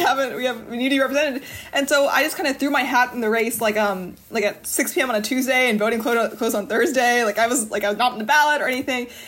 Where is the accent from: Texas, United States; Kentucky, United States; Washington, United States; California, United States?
Kentucky, United States; Bowling Green; I'm from Bowling Green, Kentucky